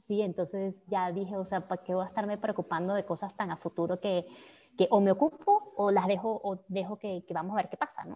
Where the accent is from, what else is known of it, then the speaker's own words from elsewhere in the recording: Venezuela; moved away as an adult; now in Mexico; haber tenido mi, mi, adolescencia y la mayoría de mi adultez en todo lo que ocurrió en Venezuela